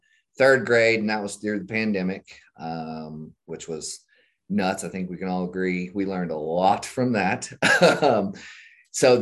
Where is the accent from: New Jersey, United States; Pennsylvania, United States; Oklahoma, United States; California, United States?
Oklahoma, United States; Shawnee; I grew up in Shawnee, Oklahoma, went to school there, graduated from Shawnee High School